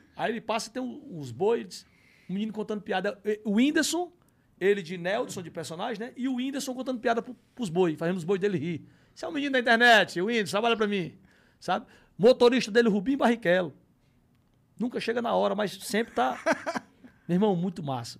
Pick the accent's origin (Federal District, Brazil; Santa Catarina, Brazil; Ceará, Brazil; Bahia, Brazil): Ceará, Brazil; Fortaleza; now in São Paulo, Brazil; aprendi a ter minha paixão pelo meu time da minha terra, que era o, que era o Fortaleza